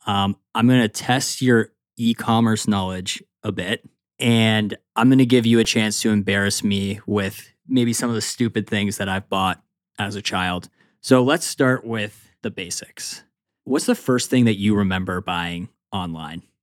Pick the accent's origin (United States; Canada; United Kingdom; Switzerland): Canada; I am Canadian